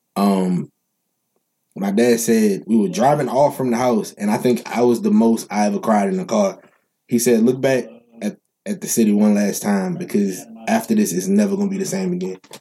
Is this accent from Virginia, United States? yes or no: no; New Orleans, Louisiana, United States; Mendez Street is the street I the last street I grew up on in New Orleans